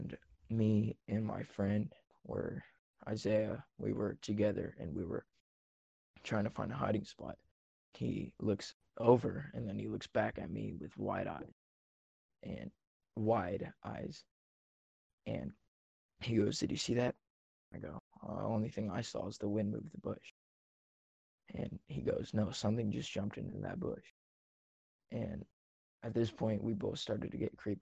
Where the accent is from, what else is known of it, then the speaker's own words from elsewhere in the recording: Central Oregon, United States; I'm from Central Oregon.